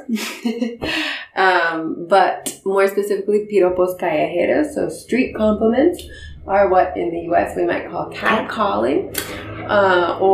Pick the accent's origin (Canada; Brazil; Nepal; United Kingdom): Canada; moved away as an adult; also born or lived in New York; now in Medellin, Colombia; I'm from Canada